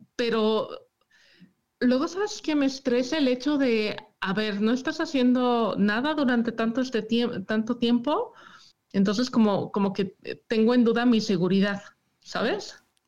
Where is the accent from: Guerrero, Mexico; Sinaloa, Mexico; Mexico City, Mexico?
Mexico City, Mexico; moved away as an adult; now in Michigan, United States; Yo soy de la Ciudad de México